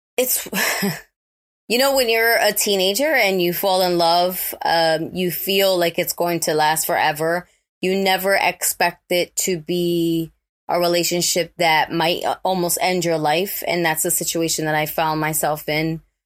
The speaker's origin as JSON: {"language": "English", "town": "New York City", "region": "New York", "country": "United States", "tie": "born or raised there", "said": "growing up in the Bronx, especially when I did."}